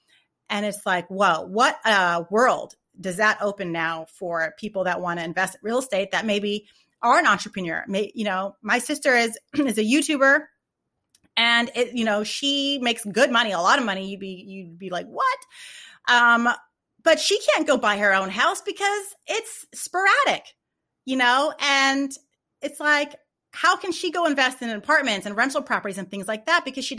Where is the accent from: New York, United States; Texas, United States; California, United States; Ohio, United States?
California, United States; Like I'm from California, I miss the beach.